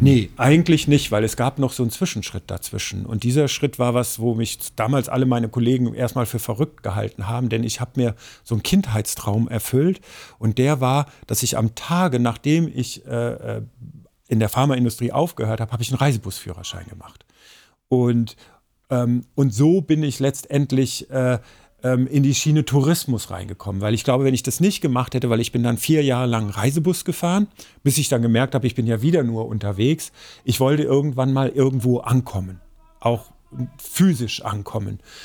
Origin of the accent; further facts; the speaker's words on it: Ruhr area, North Rhine-Westphalia, Germany; now in Central Hesse, Germany; bei uns im Ruhrgebiet, wo ich aufgewachsen bin